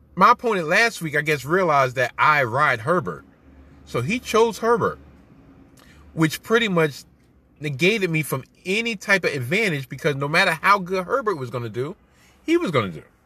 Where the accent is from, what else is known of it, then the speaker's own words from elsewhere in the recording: New York, United States; I'm a New Yorker